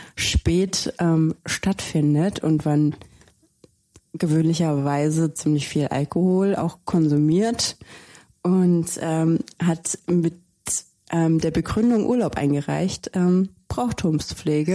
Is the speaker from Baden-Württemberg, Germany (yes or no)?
yes; Baden-Württemberg, Germany; now in Cologne, Germany; ich komme selber aus Baden-Württemberg